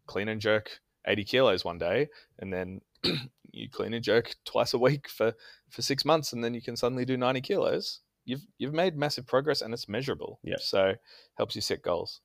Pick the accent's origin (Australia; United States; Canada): Australia; Canberra, Australian Capital Territory; I am from Canberra, which is the capital of uh, Australia just south of Sydney